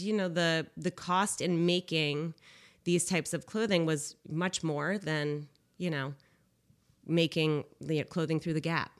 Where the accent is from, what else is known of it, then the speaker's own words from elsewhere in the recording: Cheshire, Connecticut, United States; I grew up in Cheshire, and my parents, uh, brought me up in a lifestyle where it was sustainable.